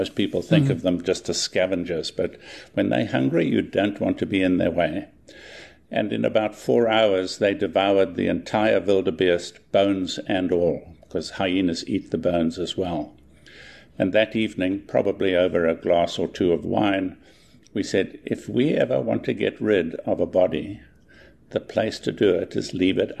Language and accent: English; Johannesburg, Gauteng, South Africa; moved away as an adult; now in United States; Well, I was born and grew up in Joburg, in Joe Friesingburg